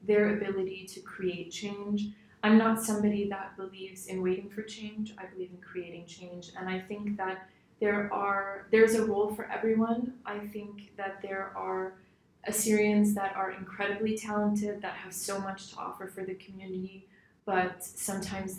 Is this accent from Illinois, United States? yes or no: yes; Skokie, Illinois, United States; also born or lived in Chicago / Washington, D.C.; So I was born in Chicago, but I grew up in Skokie, and I've lived here my entire life.